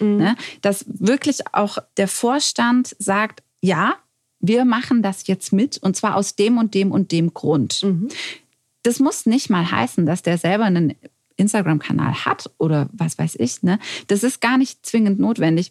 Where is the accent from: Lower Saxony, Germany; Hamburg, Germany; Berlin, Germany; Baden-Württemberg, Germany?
Baden-Württemberg, Germany; Stuttgart; ich als Stuttgarterin bin auch sowas von verliebt in meine Stadt